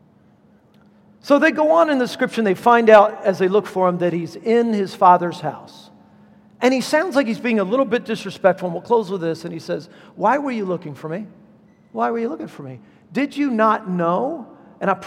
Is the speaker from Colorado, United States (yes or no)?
no; Southern California, United States; I'm from Southern California